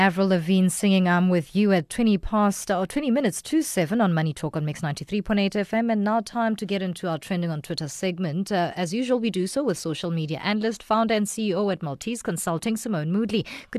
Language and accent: English; West Rand, Gauteng, South Africa; We're both from the West Rand.